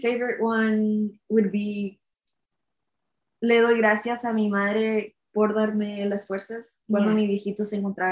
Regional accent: Nogales, Arizona, United States; also born or lived in Phoenix, Arizona; we lived in Phoenix, and then we moved to Nogales

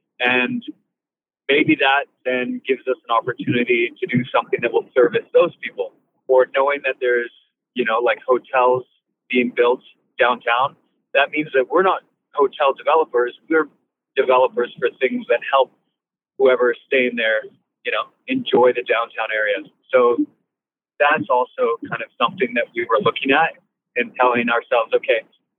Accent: British Columbia, Canada; They're just taking their time and being very Canadian in the sense that not a lot of people pull the trigger on projects

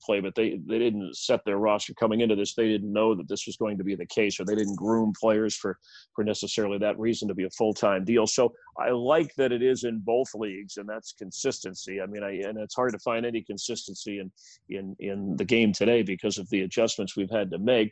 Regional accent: South Florida, United States; I grew up in South Florida before the Marlins were there

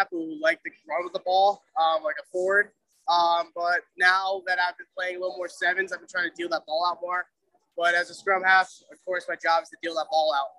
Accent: Connecticut, United States; also born or lived in New Hampshire; I'm from Connecticut originally, went to school in New Hampshire

